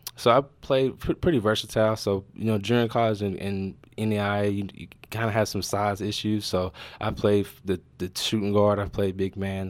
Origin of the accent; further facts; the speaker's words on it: North Carolina, United States; also born or lived in Wilson, North Carolina / Charlotte, North Carolina / Creston, Iowa; now in Iowa, United States; I'm from North Carolina. I was born in a small town called Wilson, North Carolina. Then I moved to a little bit bigger city, Charlotte, North Carolina